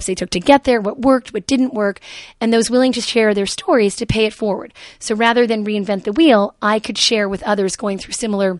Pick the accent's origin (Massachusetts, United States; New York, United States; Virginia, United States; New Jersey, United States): New Jersey, United States; Jersey City; I grew up in Jersey City.